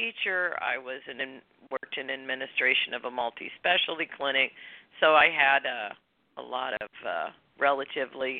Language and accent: English; Illinois, United States; moved away as an adult; also born or lived in Ohio / Santa Barbara, California; now in California, United States; I was born in Ohio, grew up in Illinois. I moved to California to go to school